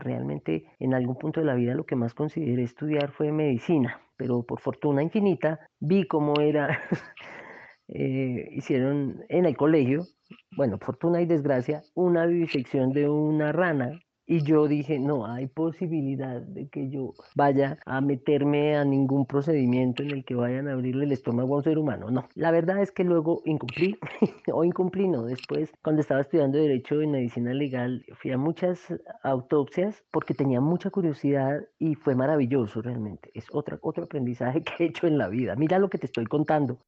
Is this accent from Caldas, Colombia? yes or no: yes; Manizales, Caldas, Colombia; also born or lived in Cali, Colombia; now in Bogotá, Colombia; Nací en Cali y tenía tres meses cuando me llevaron a vivir a Manizales